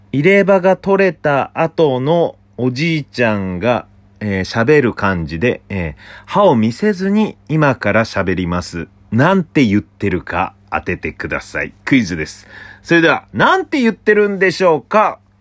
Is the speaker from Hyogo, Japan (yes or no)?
no; Obihiro, Hokkaido, Japan; now in Tokyo, Japan; 北海道出身なんでね、北海道帯広市から東京に出てきて